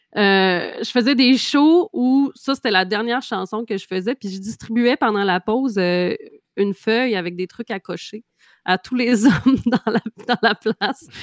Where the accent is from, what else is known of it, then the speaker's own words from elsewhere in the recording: Trois-Pistoles, Quebec, Canada; also born or lived in Montreal; chez nous à Trois-Pistoles